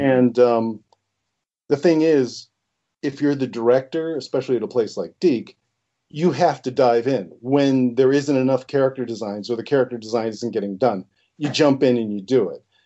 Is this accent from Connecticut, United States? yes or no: yes; Connecticut, United States; the Italian half is from Connecticut, and that's where I grew up was in Connecticut